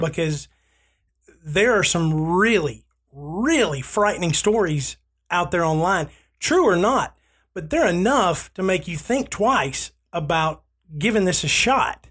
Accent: Southern United States, United States; I grew up in the Church of Christ because I'm Southern.

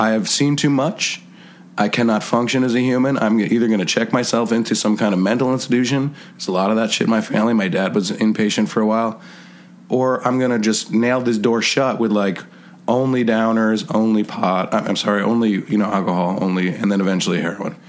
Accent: Hopewell, United States; also born or lived in Poughkeepsie / Yonkers; I grew up in Hopewell

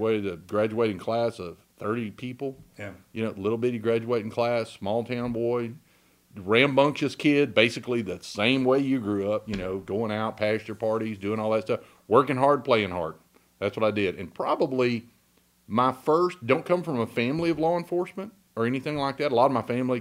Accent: Huntsville, Texas, United States; also born or lived in Navasota, Texas / Trinity County, Texas; I'm from a small town. I was born in Navasota. Yeah. Navasota. So... Born in Navasota and, you know, was as a little boy, we lived in Huntsville, which was a big, big town to me when I was growing up

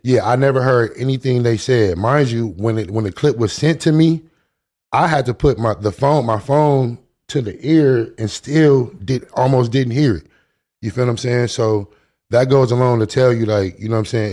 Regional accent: Long Beach, California, United States; I grew up in Long Beach

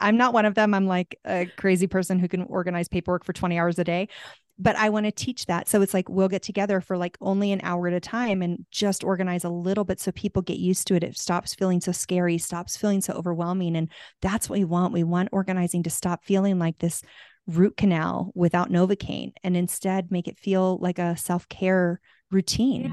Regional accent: Tucson, Arizona, United States; also born or lived in California; now in Santa Fe, United States; I'm from Tucson, so I'm from hot weather

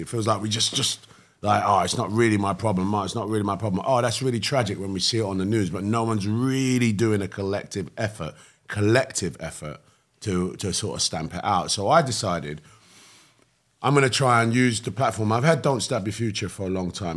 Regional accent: London, United Kingdom; I grew up in East London. Hackney, Cannon Town.

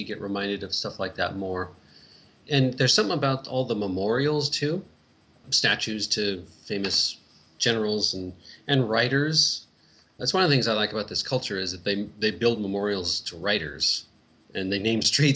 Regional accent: Seattle, Washington, United States; moved away as an adult; now in Scotland; I grew up in Seattle

